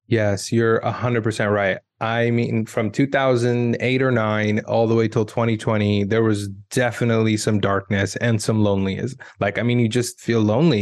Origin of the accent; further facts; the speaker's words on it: United States; I grew up in America